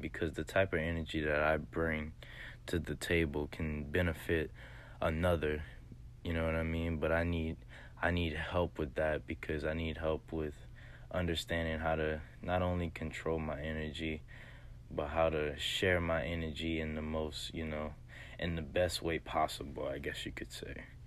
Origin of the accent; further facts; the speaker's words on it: Lafayette, Louisiana, United States; I'm actually from Lafayette, Louisiana, real, real small town in Southwest Louisiana